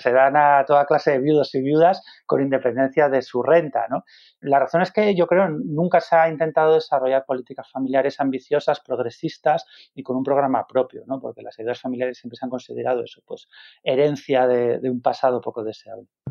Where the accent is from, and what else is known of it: Spain